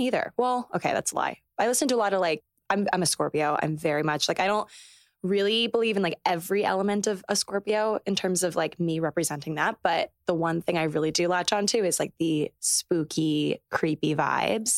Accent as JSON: {"language": "English", "region": "Maryland", "country": "United States", "tie": "born or raised there", "also_born_or_lived": "North Carolina / New York City / Los Angeles", "moved": "as an adult", "lives_now": "New York, United States", "said": "I grew up in Maryland"}